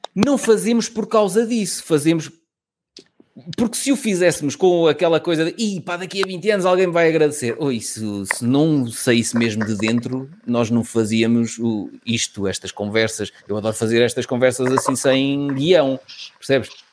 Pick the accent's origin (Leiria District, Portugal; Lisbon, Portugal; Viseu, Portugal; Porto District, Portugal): Lisbon, Portugal; sou de Lisboa